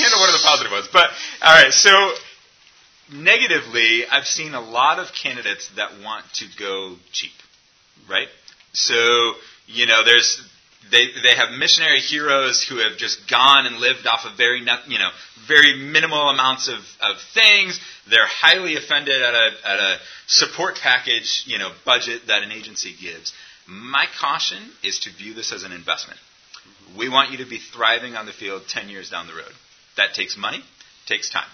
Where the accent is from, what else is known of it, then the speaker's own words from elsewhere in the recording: United States; as an American